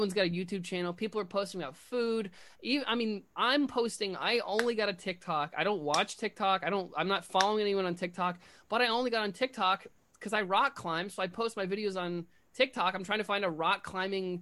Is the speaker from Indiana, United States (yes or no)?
yes; Indiana, United States; now in New York, United States; I'm from Indiana